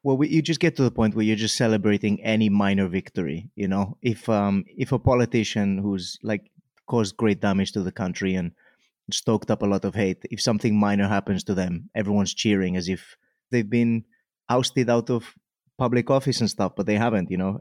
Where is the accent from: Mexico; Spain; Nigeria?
Spain; Mallorca, Balearic Islands; also born or lived in Wales; now in Cardiff, United Kingdom; I grew up in Mallorca